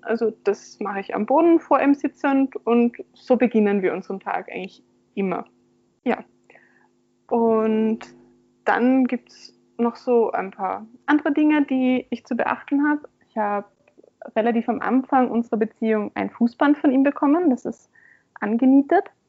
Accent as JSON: {"language": "German", "town": "Graz", "region": "Styria", "country": "Austria", "tie": "born or raised there", "said": "in meiner Heimatstadt in Graz"}